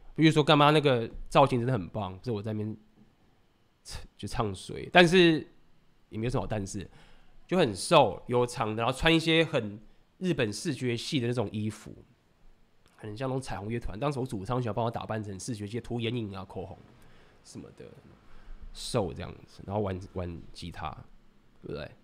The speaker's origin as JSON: {"language": "Chinese", "country": "Taiwan", "said": "我是台湾人"}